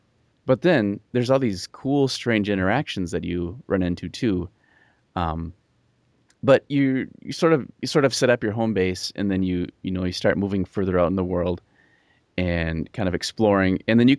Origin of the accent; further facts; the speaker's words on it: Bolivia; moved away; I grew up in Bolivia, and we came back.